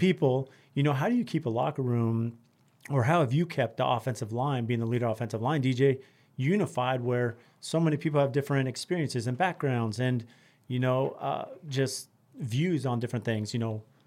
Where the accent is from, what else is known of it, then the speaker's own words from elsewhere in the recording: San Diego, California, United States; growing up in San Diego